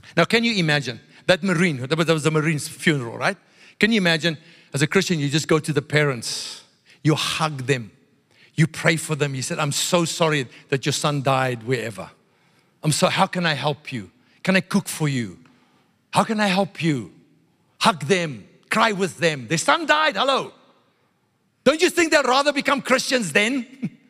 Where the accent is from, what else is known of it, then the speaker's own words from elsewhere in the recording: South Africa; I grew up in South Africa. White South African religious people